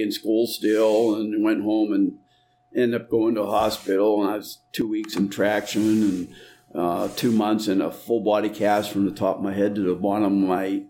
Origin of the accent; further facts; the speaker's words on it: Northeastern Ohio, United States; also born or lived in central Pennsylvania; Northeastern Ohio. I was born in central Pennsylvania, but parents moved out when I was a baby, and we kept on going back there for visiting and camping and stuff, so I still consider myself a Pennsylvanian in some respects.